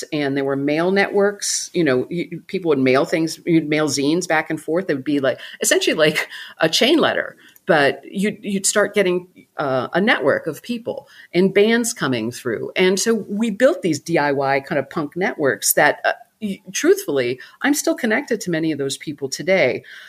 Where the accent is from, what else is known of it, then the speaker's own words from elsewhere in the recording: Milwaukee, Wisconsin, United States; Yeah, Milwaukee.